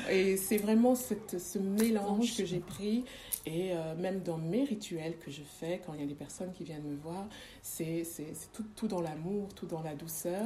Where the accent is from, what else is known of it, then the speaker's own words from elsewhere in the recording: Montpellier, Occitania, France; accent: Frenchy; moved away as an adult; also born or lived in Democratic Republic of the Congo / Belgium; je suis née au Congo. Euh, je n'ai pas grandi au Congo. Euh, j'ai grandi dans le sud de la France, euh, très exactement à Montpellier